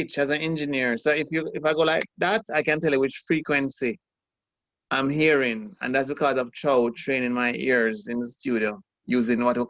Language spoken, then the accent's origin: English; Kingston, Jamaica; I grew up in Kingston 20